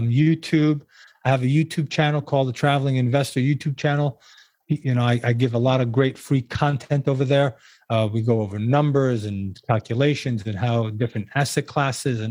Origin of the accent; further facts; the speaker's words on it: New York, United States; moved away as an adult; now in Florida, United States; being a New Yorker at birth and at heart